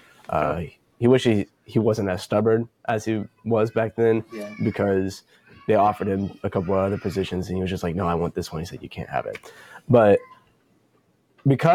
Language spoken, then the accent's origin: English; Canyon, Texas, United States; I'm from Canyon, so it's outside of Amarillo